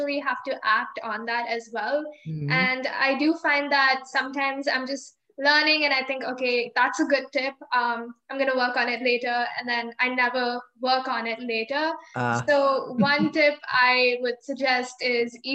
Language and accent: English; India; moved away; We were born here. And I think 3 years after living here, we moved back to India.